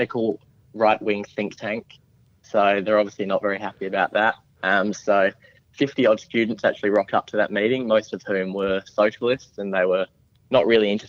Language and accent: English; South Australia, Australia; being South Australian, we've had a bit of history with blackouts and energy in our state